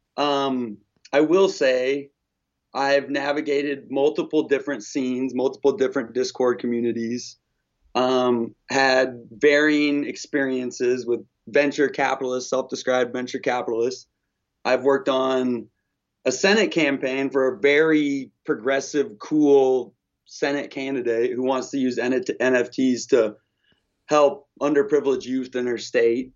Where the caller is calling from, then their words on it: Olympia, Washington, United States; I'm calling from Olympia, Washington